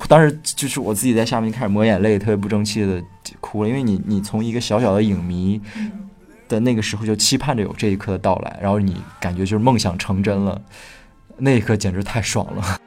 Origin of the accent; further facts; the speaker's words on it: Northeast China, China; 我是东北人